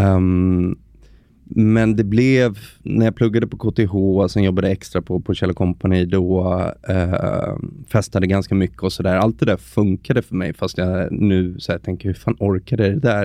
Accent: Stockholm, Stockholm County, Sweden; Född och uppvuxen i Stockholm, 35 år

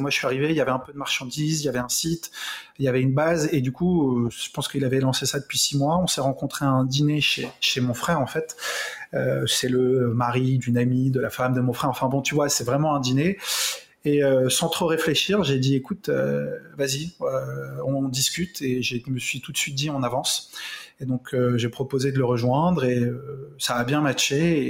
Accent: Carrières-sur-Seine, Île-de-France, France; moi, j'ai grandi en région parisienne

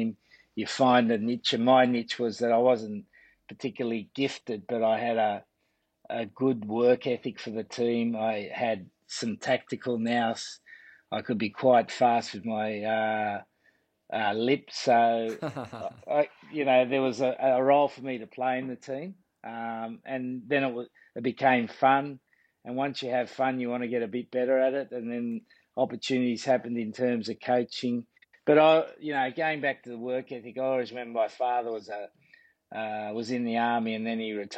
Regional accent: Sydney, New South Wales, Australia; moved away as an adult; now in England; when I was a kid growing up in La Perouse, which was named after the French explorer, it was in a very working class area

